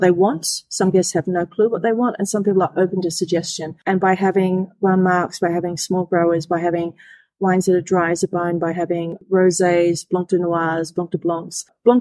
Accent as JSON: {"language": "English", "country": "Australia", "tie": "born or raised there", "said": "I'm Australian, born and bred in Australia"}